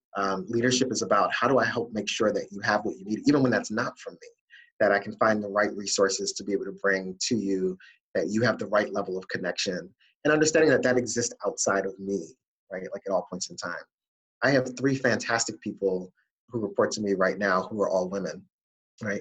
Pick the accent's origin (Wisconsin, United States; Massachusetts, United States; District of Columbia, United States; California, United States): District of Columbia, United States; Washington; also born or lived in Ohio; now in Boston, United States; growing up in the Washington, D.C. area